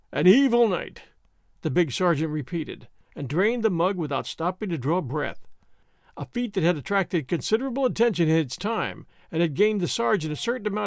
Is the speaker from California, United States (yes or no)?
yes; California, United States; born there; I was born in Southern California, so sharing the names of these towns and missions is like coming home for me.